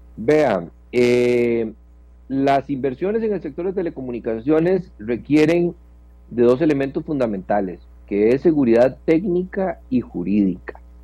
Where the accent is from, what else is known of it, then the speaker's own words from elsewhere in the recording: Costa Rica; also born or lived in Puriscal; como costarricenses